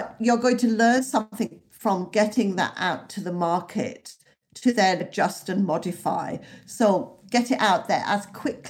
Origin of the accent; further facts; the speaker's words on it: the north of England, United Kingdom; So I grew up in the North and I have a lifelong affection for America.